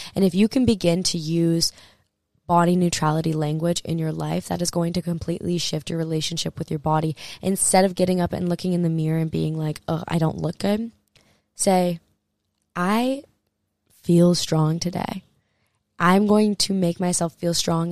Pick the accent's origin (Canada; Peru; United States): United States; Hawaii; I grew up in Hawaii.